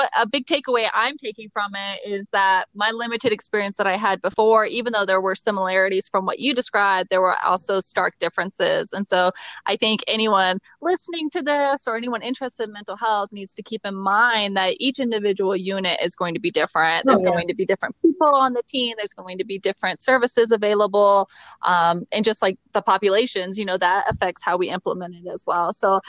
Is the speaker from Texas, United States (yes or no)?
no; Florida, United States; now in Colorado, United States; I'm originally from Florida. I'm currently in Colorado